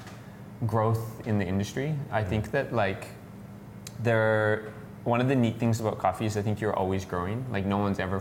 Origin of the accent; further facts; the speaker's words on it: Canada; I'm from Canada